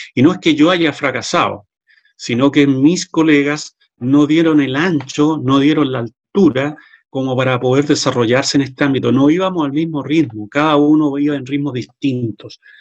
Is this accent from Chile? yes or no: yes; Chile; en mi país, Chile